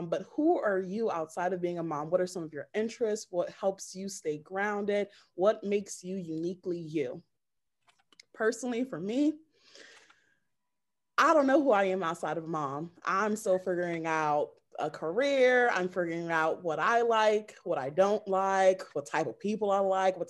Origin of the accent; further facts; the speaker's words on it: United States; I'm from the United States of America